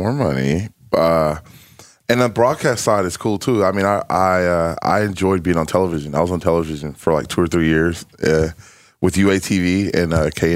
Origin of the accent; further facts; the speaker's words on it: Texarkana, Arkansas, United States; I'm from Texarkana.